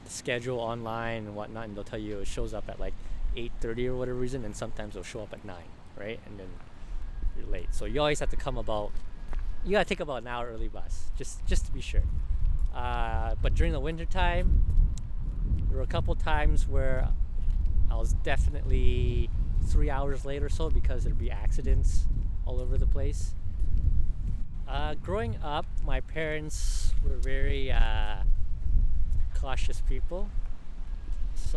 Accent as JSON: {"language": "English", "town": "Edmonton", "region": "Alberta", "country": "Canada", "tie": "born or raised there", "also_born_or_lived": "British Columbia", "said": "I'm from Edmonton. Born and raised in Edmonton since I was a kid"}